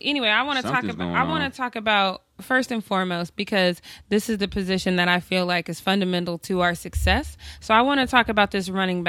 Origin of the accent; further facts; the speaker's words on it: Denver, Colorado, United States; I'm from Denver, and yeah.